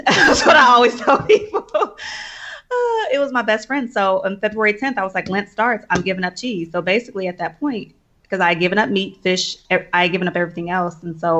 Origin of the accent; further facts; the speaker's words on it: Indianapolis, Indiana, United States; Indianapolis, Indiana.